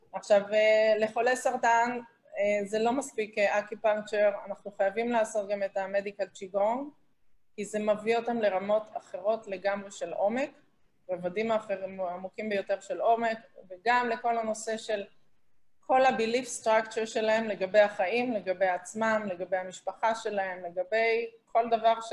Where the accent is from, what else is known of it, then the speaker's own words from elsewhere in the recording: Israel; moved away as an adult; ישראלית שאיבדה אנשים קרובים בטרור אה, בארץ